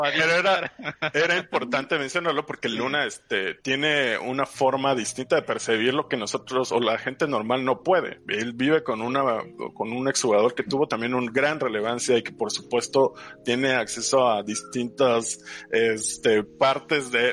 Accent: Mexico; como muchos mexicanos

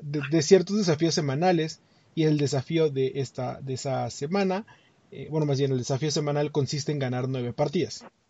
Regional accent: Mexico; para nosotros los mexicanos

